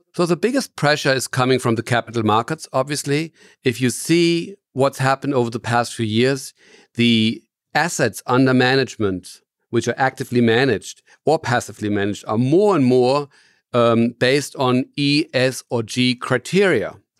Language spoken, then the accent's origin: English; Germany; I'm from Germany, and I'm founder and C E O of Cometis